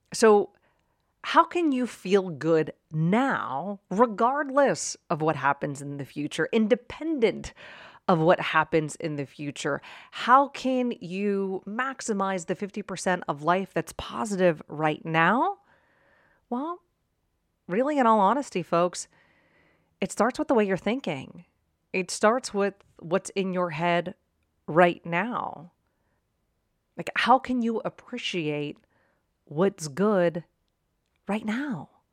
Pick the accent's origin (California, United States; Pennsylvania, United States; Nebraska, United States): Pennsylvania, United States; Pittsburgh; now in Arizona, United States; I grew up in Pittsburgh